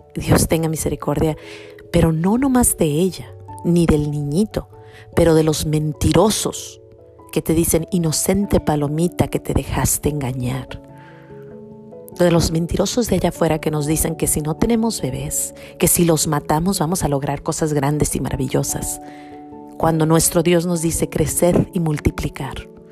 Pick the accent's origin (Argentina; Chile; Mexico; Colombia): Mexico; cuando yo era niña, unos, no sé, unos 10 eh, años, tenía unos 10 añitos, había en mi pueblo o en, o en México